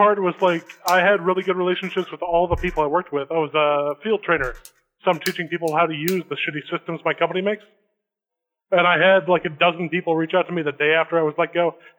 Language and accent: English; Akron, Ohio, United States; now in California, United States; I'm actually from Akron, Ohio, but I've been out in California for like 11 years now.